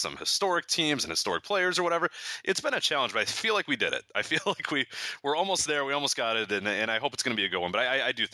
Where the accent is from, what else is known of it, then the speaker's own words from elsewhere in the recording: Chicago, Illinois, United States; growing up in Chicago in the 90s